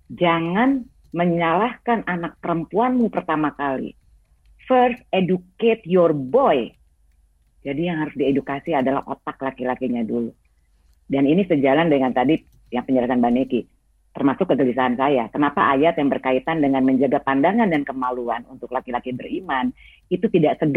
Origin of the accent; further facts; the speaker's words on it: West Java, Indonesia; karena ini menunjukkan identitas saya sebagai uh, perempuan Sunda. Saya beragama Islam, tapi saya bukan orang Arab, gitu ya.